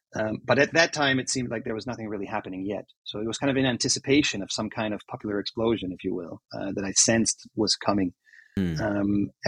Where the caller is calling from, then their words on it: Amsterdam, North Holland, Netherlands; I'm calling you from Amsterdam, and that's where I'm based at the moment.